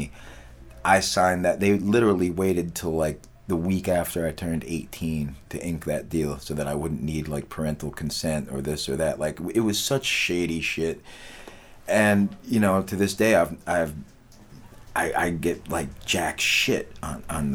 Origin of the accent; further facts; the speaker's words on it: New York City, New York, United States; I grew up on the Lower East Side